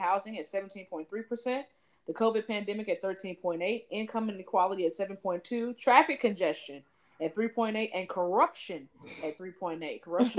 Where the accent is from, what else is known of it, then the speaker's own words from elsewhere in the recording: Atlanta, Georgia, United States; even though I'm from Atlanta, you know, they was playing with political lines, and now I live in a city south of Atlanta.